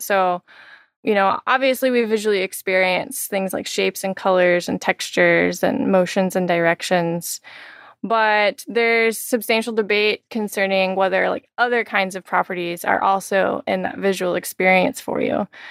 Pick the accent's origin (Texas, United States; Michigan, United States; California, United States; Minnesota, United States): Texas, United States; moved away; also born or lived in Miami; I'm originally from Texas, so I'm very excited to be returning to my home state